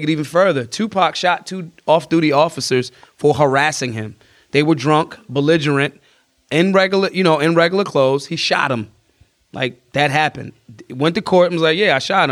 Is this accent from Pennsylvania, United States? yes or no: yes; Philadelphia, Pennsylvania, United States; I'm from Philly